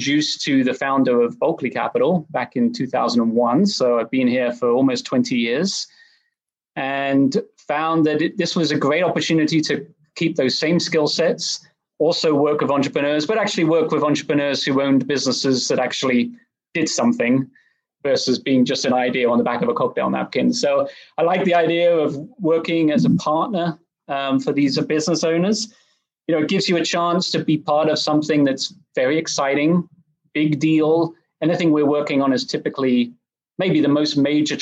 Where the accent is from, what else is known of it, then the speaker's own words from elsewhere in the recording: England, United Kingdom; moved away as an adult; also born or lived in Oxford, England; now in Dallas, United States; I grew up in England. I went to undergrad over there at Oxford. And after that, I moved over to Dallas